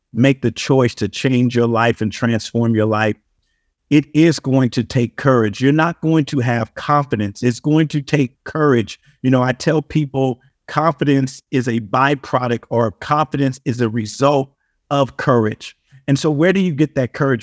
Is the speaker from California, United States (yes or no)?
yes; Compton, California, United States; growing up in Compton